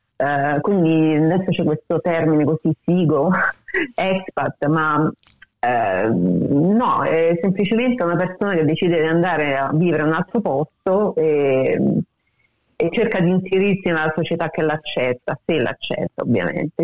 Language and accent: Italian; Rome, Lazio, Italy; moved away as an adult; now in Australia; anche se sono di Roma, mi sento molto più meridionale che romana forse